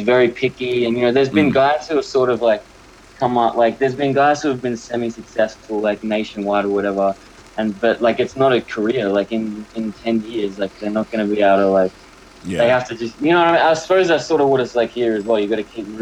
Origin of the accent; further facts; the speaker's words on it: Melbourne, Victoria, Australia; now in New York, United States; I'm from Australia